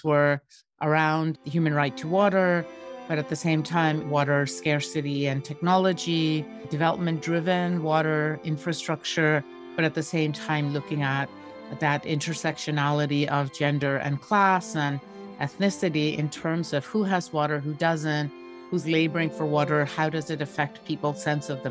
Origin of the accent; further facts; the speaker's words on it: Bangladesh; I grew up in Bangladesh